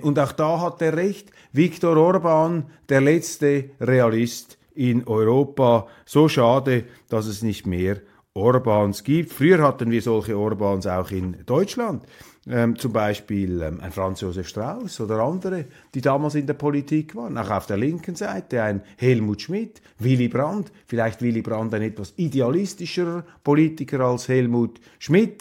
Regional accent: Switzerland; ich als Schweizer aufwache

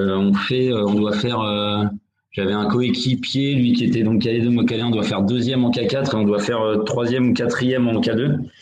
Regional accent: Mantes-la-Jolie, Île-de-France, France; je viens du club de Mantes-la-Jolie. Euh, c'est mon club formateur, donc j'y suis resté de 88 à 2003

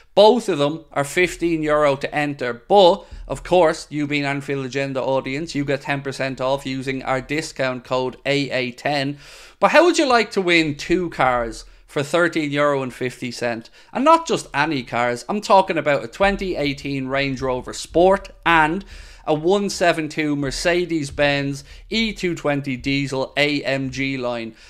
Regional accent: Dublin, Leinster, Ireland; moved away as an adult; now in Wexford, Ireland; I grew up in Dublin, in South Dublin, to be precise, in Shankill, and, um, moved to Wexford

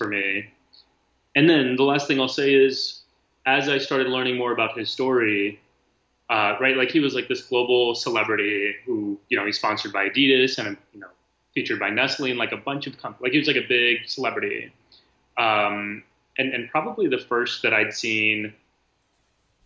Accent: South Texas, United States; I grew up in South Texas

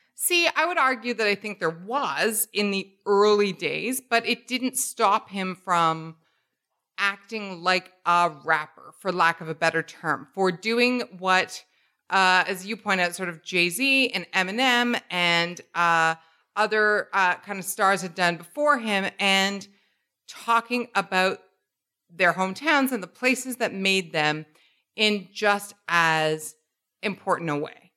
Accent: Canada; I am not American. I'm born and raised in Canada.

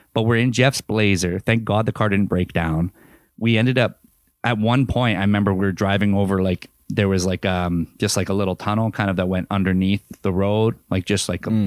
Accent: Canada; we're from Canada

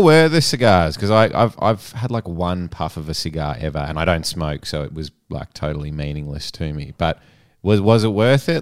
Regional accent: Australia; I'd say Aussie

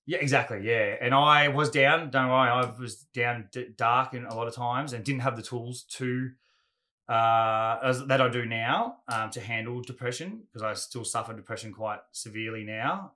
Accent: Gold Coast, Queensland, Australia; also born or lived in Ferntree Gully, Melbourne, Victoria; we were all young surfers growing up on the Goldie

